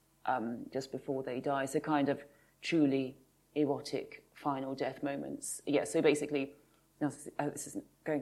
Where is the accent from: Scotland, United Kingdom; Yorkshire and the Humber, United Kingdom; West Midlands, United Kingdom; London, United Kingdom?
West Midlands, United Kingdom; Kinver; I grew up in the Midlands